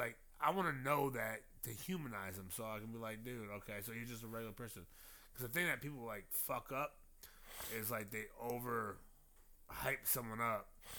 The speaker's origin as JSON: {"language": "English", "town": "Compton", "region": "California", "country": "United States", "said": "I'm from Compton."}